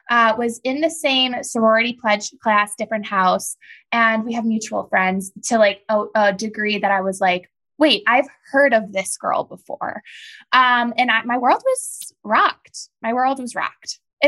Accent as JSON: {"language": "English", "town": "Chicago", "region": "Illinois", "country": "United States", "said": "Guys, I'm from Chicago"}